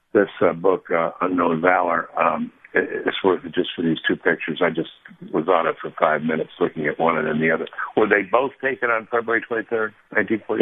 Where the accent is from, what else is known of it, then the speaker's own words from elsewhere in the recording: Arlington, Virginia, United States; I grew up in Arlington, Virginia